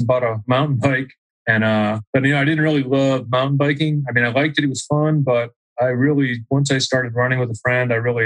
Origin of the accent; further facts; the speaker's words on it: Auburn, New Hampshire, United States; moved away as an adult; also born or lived in Philadelphia, Pennsylvania; now in Salt Lake City, United States; growing up in New Hampshire was great. I mean, it's a great place to grow up